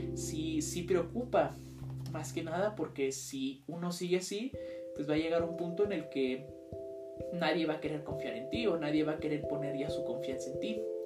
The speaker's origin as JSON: {"language": "Spanish", "country": "Mexico", "said": "nosotros somos la riqueza de México"}